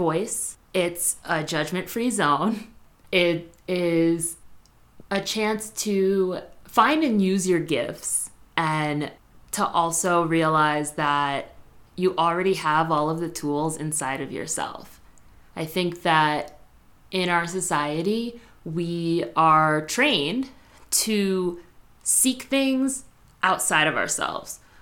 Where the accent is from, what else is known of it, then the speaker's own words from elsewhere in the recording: Spring Valley, New York, United States; I grew up in Spring Valley, New York